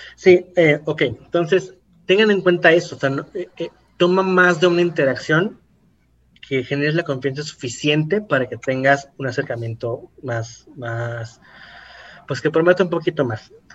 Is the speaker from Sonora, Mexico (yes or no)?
no; Ecatepec, State of Mexico, Mexico; soy de Catepec